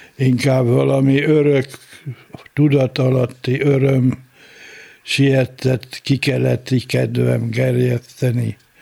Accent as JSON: {"language": "Hungarian", "town": "Iszkáz", "region": "Veszprém County", "country": "Hungary", "tie": "born or raised there", "also_born_or_lived": "Tapolca", "said": "Az első a szülőhelyem"}